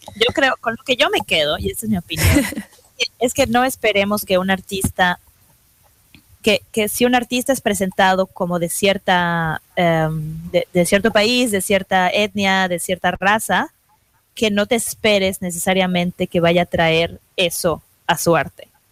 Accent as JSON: {"language": "Spanish", "country": "Mexico", "moved": "yes", "lives_now": "New York, United States", "said": "como mexicanos"}